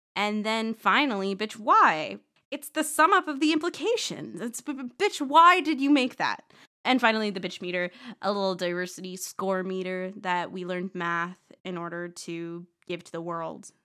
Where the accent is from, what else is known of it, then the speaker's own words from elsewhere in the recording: Boulder, Colorado, United States; Boulder, but that's my hometown.